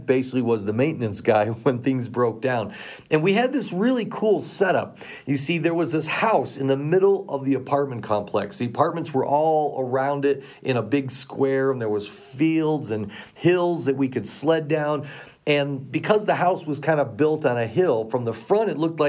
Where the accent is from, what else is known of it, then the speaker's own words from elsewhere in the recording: Colorado, United States; moved away; I grew up here in Colorado. I've been so excited to be back here again and raising my own son here